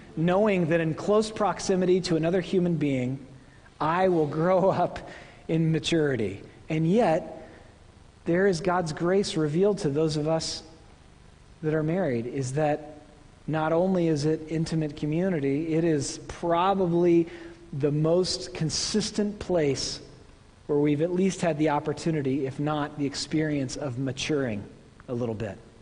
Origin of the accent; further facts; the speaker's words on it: Oklahoma, United States; moved away; I'm from Oklahoma.